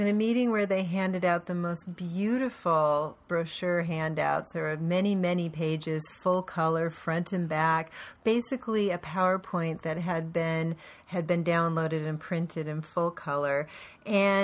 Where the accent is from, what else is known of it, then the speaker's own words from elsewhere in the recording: Portland, Oregon, United States; I grew up in Portland where we had the best bus service in the country.